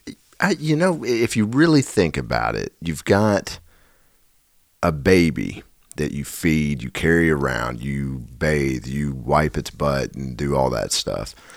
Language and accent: English; Nashville, Tennessee, United States; I'm from Nashville in the South.